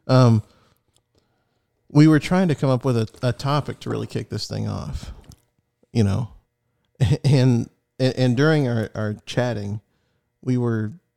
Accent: United States; as an American

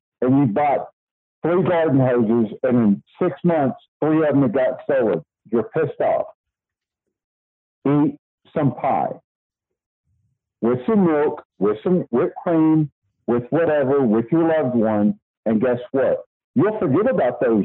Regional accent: Texas, United States; I'm from Texas

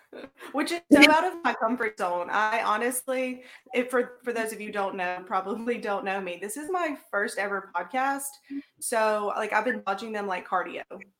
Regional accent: Grenada, Mississippi, United States; also born or lived in Madison, Alabama; I'm actually from Grenada, Mississippi, which is where Crispin is from.

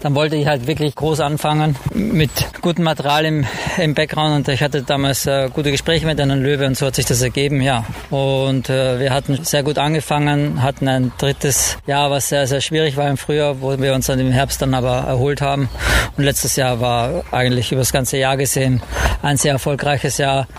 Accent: Vienna, Austria; born or raised there; now in Cologne, Germany

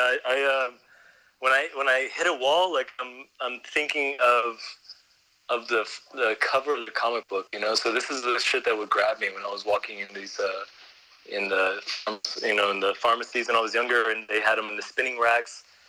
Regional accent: San Antonio, Texas, United States; now in Vienna, Austria; See, I moved to Vienna from Texas, so when people ask me where I'm from, I usually say I'm from Texas

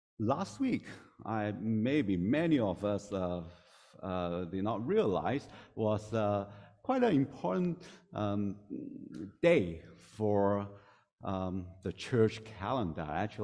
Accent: Hong Kong; English is a second language; moved away; So I came from Hong Kong 2005. So this is my 18th year here.

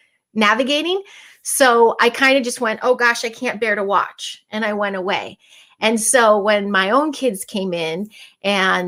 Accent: Chicago, Illinois, United States; I'm from Chicago

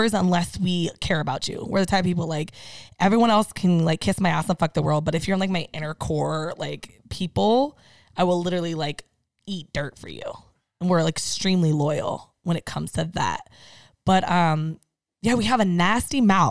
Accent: San Diego, California, United States; I'm originally from San Diego

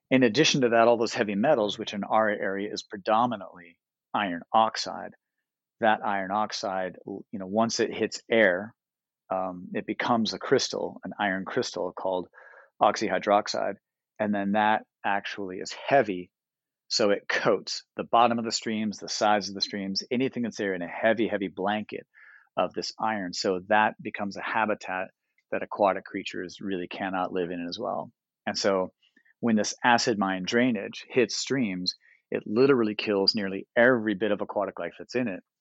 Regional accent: St Ives, England, United Kingdom; born there; also born or lived in United States; And so I'm not an Ohio guy. I'm a military kid. I'm from everywhere. I was born in the UK. I was born up in St. Ives.

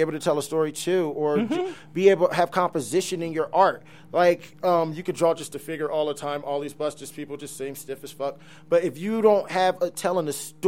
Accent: Trenton, New Jersey, United States; I am fortunate enough to be born and raised in New Jersey. You know what I'm saying? Mercer County, Trenton, New Jersey, 609

